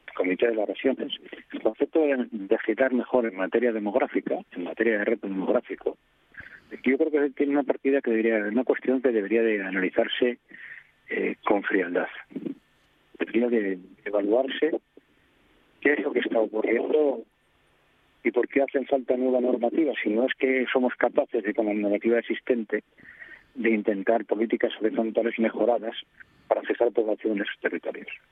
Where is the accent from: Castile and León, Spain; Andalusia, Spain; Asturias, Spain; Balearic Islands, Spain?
Asturias, Spain; a council neighbouring Salas; Marca, que es de donde soy yo